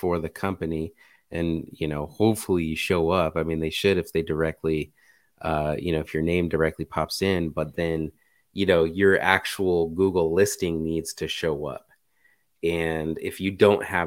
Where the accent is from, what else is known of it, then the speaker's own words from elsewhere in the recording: United States; I'm American